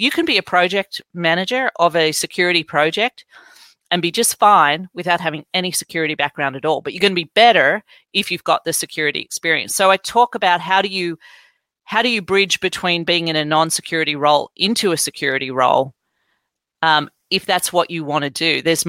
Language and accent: English; Australia; moved away; I could talk about my own story about growing up in Australia and coming over here and having to feed Windows 95 disks into computers in the 90s.